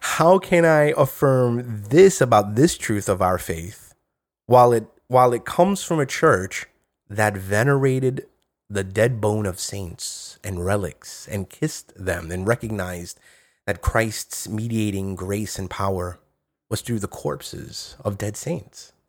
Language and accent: English; New York, United States; I speak as a New Yorker